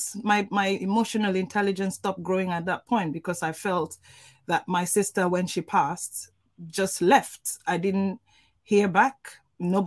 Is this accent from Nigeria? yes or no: yes; Nigeria; I'm Nigerian and we are brought up culturally